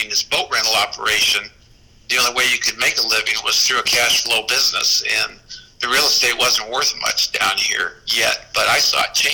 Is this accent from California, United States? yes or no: yes; Newport Beach, California, United States; so now we live down here in Newport Beach. I really enjoy living at the exact same location where I grew up on Balboa Island.